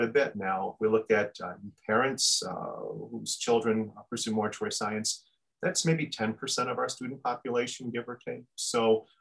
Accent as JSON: {"language": "English", "region": "upstate New York", "country": "United States", "tie": "born or raised there", "moved": "as an adult", "lives_now": "Minnesota, United States", "said": "I'm actually from New York State. I grew up in upstate New York"}